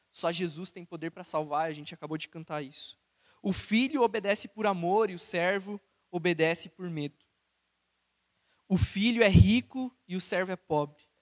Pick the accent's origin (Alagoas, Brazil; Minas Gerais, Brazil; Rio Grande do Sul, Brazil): Rio Grande do Sul, Brazil; Santa Cruz do Sul; igreja de Santa Cruz do Sul, onde eu cresci